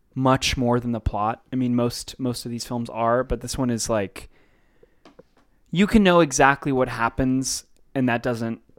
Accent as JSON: {"language": "English", "country": "United States", "said": "we're American"}